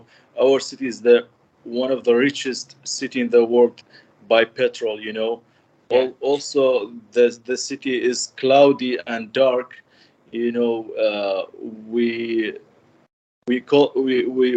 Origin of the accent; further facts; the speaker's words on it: Kirkuk, Kirkuk Governorate, Iraq; 33 years old. I'm from Iraq, Kirkuk City.